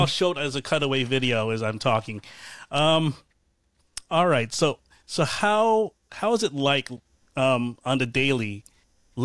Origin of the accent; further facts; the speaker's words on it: Norfolk and Virginia Beach area, United States; moved away; I grew up in the Norfolk and Virginia Beach area